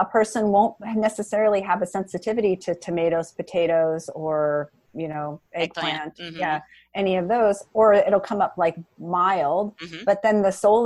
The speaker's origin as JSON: {"language": "English", "town": "Seattle", "region": "Washington", "country": "United States", "said": "I'm from Seattle"}